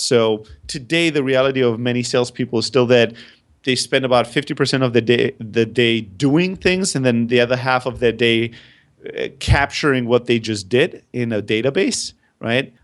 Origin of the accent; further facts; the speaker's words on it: Germany; also born or lived in Greece; I'm originally from Greece, but I grew up in Germany